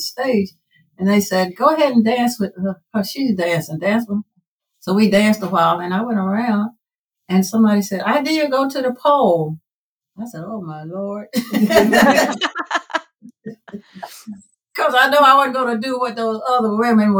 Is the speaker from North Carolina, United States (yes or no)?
yes; North Carolina, United States; moved away as an adult; now in Baltimore, United States; I was born and raised in North Carolina